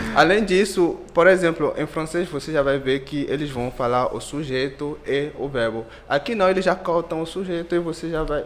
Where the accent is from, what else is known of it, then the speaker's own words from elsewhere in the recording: Benin; Portuguese is a second language; moved away as an adult; now in Brazil; sou do Benin, é um país da África Ocidental. Eu vim aqui em 2014 para poder fazer um intercâmbio. E, eu cheguei, não sabia falar nenhuma palavra em, em português.